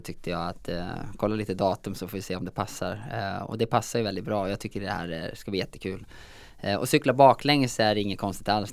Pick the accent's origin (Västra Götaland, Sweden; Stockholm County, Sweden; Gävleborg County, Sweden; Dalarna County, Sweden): Dalarna County, Sweden; Säter; Jag är ju från Säter i Dalarna